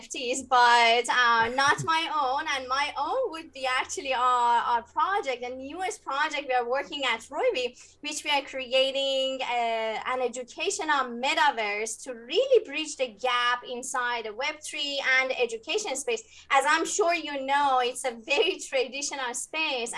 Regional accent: Iran; moved away as an adult; now in United States; I was born in Iran and moved to the US 15 years ago.

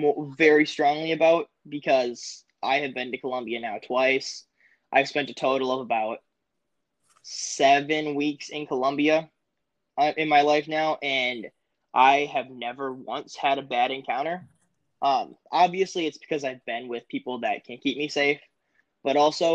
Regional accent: Minnesota, United States; oh, no, I'm from Minnesota, I don't need pants or anything.

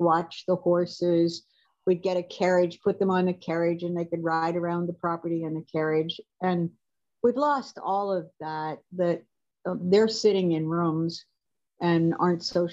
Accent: up on Lake Erie, Pennsylvania, United States; moved away as an adult; now in New Hampshire, United States; I grew up in Pennsylvania.

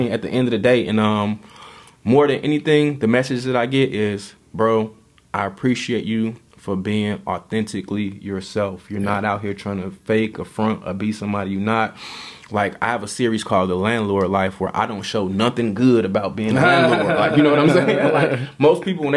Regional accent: Chicago, Illinois, United States; the way that I grew up thinking in Chicago and the way that my mind was trained in Chicago

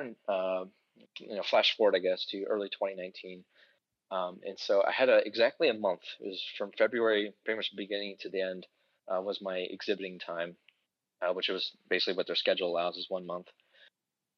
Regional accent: Beavercreek, Ohio, United States; my hometown, Beaver Creek, here in Ohio

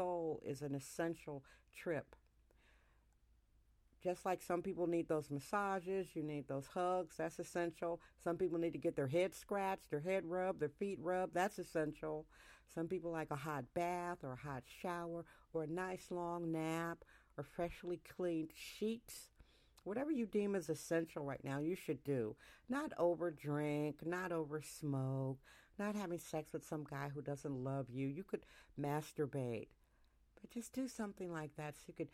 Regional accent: Wisconsin, United States; now in San Francisco, United States; I'm from Wisconsin

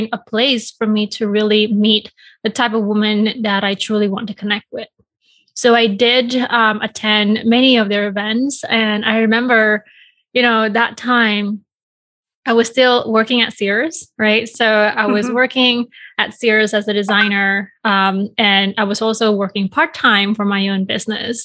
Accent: Bali, Indonesia; moved away as an adult; now in Chicago, United States; I was born and raised in Bali, Indonesia

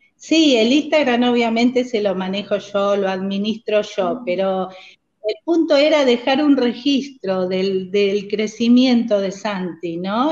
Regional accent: San Antonio de Padua, Buenos Aires Province, Argentina; moved away as an adult; also born or lived in United States / Villa La Angostura; now in Trenque Lauquen, Argentina; somos de Buenos Aires, de San Antonio de Padua, de la zona oeste del conurbano.

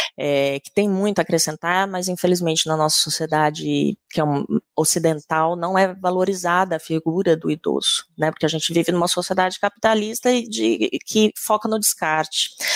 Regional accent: Campo Grande, Mato Grosso do Sul, Brazil; Eu sou sul-mato-grossense, sou de Campo Grande

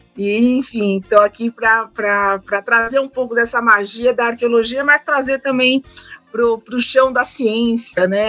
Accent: São Paulo, Brazil; sou de São Paulo, capital

